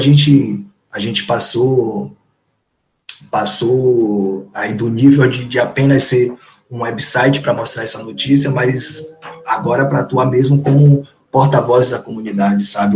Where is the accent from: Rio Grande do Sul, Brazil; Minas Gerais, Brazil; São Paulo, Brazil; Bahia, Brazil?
Bahia, Brazil; Salvador; eu sou lá do Nordeste de Amaralina, mais precisamente